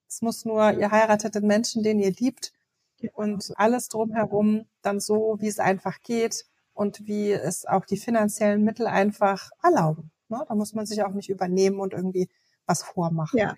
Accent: Berlin, Germany; bei uns in Berlin

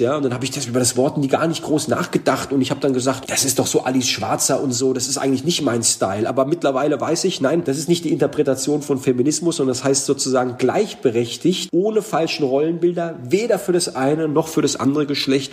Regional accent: Heidelberg, Baden-Württemberg, Germany; ich bin nicht von hier, ich komme aus Heidelberg. Ja, so, Heidelberg, aber wo bist du denn eingewandert? So, ich bin eingewandert über den Kreissaal des Krankenhauses in Heidelberg

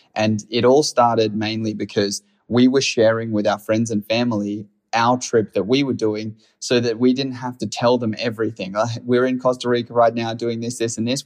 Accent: Australia; I'm from Australia

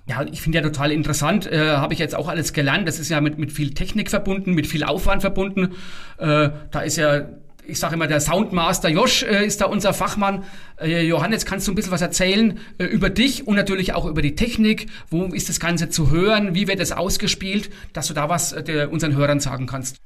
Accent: Lower Franconia, Bavaria, Germany; wir sind schließlich Unterfranken

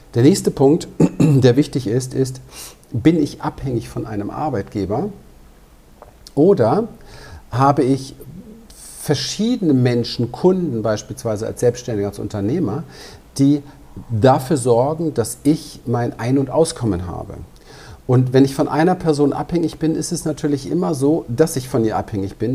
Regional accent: Berlin, Germany; Ich bin aber auch als kleiner Junge in Berlin unterwegs gewesen, in einem ziemlich heftigen Umfeld, im Ghetto dort

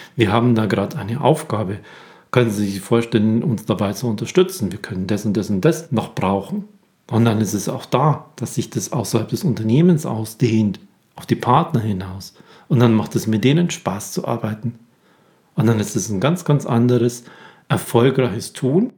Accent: Germany; bei uns in Deutschland

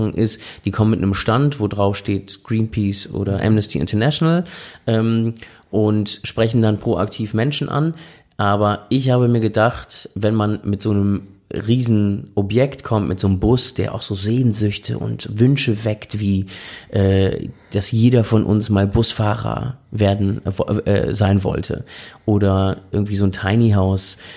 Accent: Berlin, Germany; also gerade da, wo ich herkomme, nämlich Berlin. Äh, Berlin ist ja wahnsinnig vielfältig.

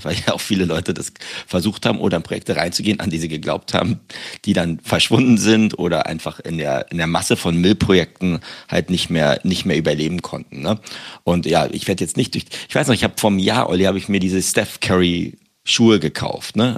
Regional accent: Berlin, Germany; moved away; ich bin jetzt in meiner Heimat

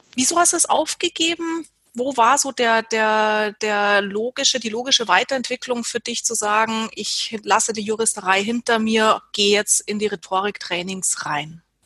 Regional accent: Germany; bei uns in Deutschland

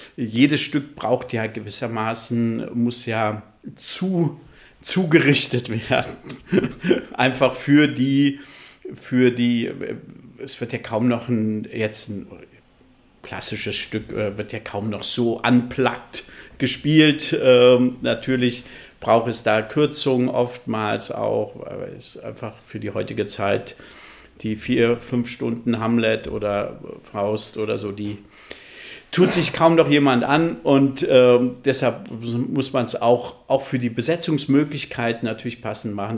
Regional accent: Flensburg, Schleswig-Holstein, Germany; moved away; also born or lived in Central Hesse / Berlin / Erlangen; gebürtiger Mittelhesse, aber aufgewachsen in Flensburg. Mhm. Also ich würde mich auch als Nordlicht bezeichnen.

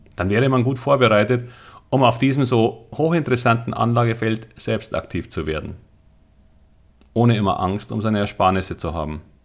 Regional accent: Munich, Bavaria, Germany; Ich wollte, obwohl Münchner, immer am Wasser wohnen

